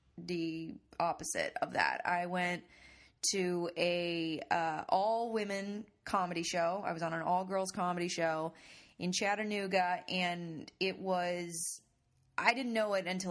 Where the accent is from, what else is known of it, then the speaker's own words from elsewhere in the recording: Canada; I'm Canadian